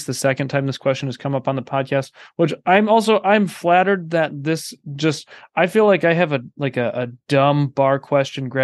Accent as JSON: {"language": "English", "town": "Cleveland", "region": "Ohio", "country": "United States", "tie": "born or raised there", "said": "I grew up in Cleveland, which is near Cedar Point"}